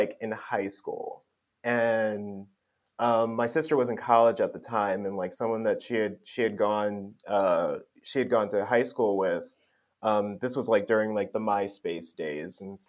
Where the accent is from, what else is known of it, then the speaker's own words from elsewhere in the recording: Willingboro, New Jersey, United States; moved away as an adult; now in Philadelphia, United States; I grew up in New Jersey in a town called Willingboro